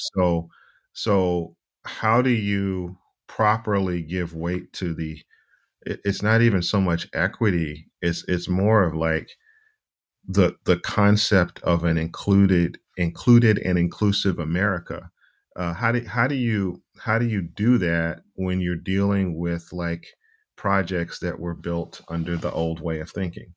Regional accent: Charlotte, North Carolina, United States; I grew up in Charlotte, and I grew up mostly in my grandparents' home

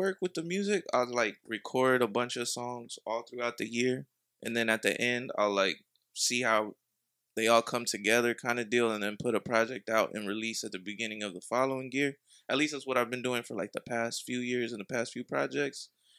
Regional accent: Dayton, Ohio, United States; I'm from Dayton Ohio.

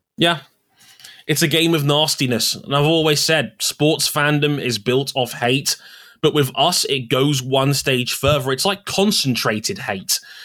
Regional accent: United Kingdom; we Brits

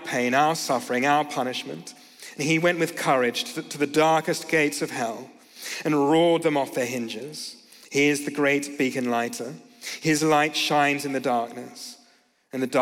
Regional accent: Australia; I'm from Australia

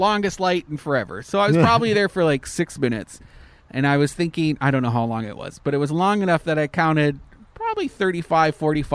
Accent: Canada; now in Florida, United States; as a Canadian

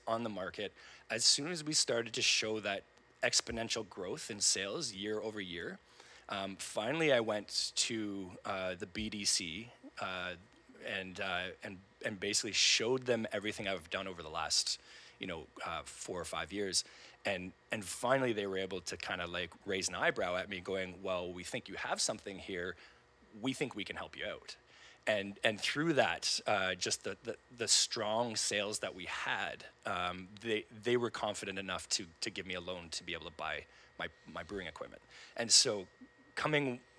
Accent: Brampton, Ontario, Canada; moved away as an adult; also born or lived in Taiwan; now in Kingston, Canada; I grew up in Brampton, but, you know, I didn't have a home in Canada at that point

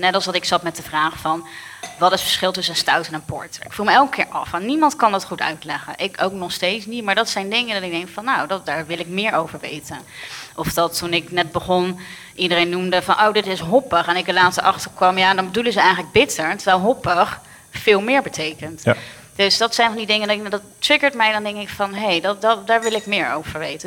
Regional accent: Rotterdam, South Holland, Netherlands; ik ben een Rotterdammer echt een hart en nieren

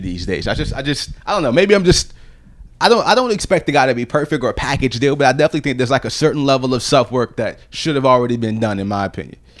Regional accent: Virginia Beach, Virginia, United States; years of growing up in Virginia, and, like, my whole entire childhood

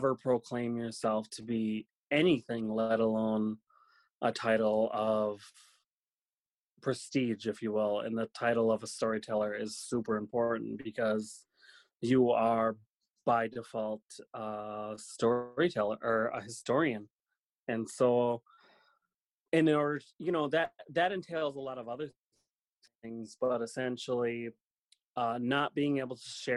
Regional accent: Lac du Flambeau Indian Reservation, northern Wisconsin, United States; moved away; we were all born and raised on the Lac du Flambeau Indian Reservation, which is in northern Wisconsin

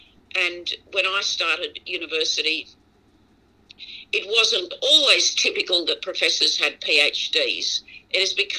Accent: Brisbane, Queensland, Australia; I was born in Brisbane, as I said, and I went to schools in rural and urban Brisbane, suburban Brisbane, actually.

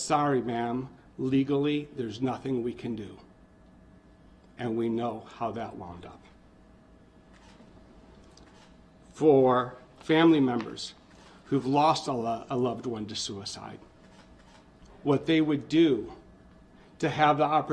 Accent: South Texas, United States; now in Wisconsin, United States; I grew up hunting in the Hill Valleys of South Texas

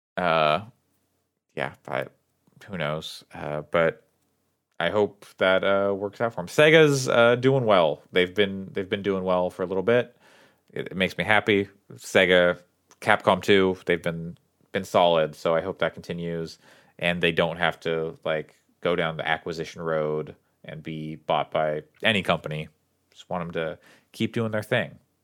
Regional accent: town across the river from Springfield, Oregon, United States; It's, it's the town across the river from my hometown

